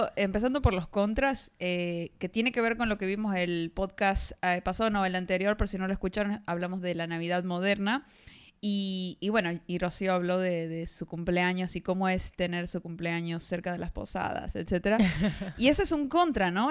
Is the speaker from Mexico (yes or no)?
no; Argentina; de Argentina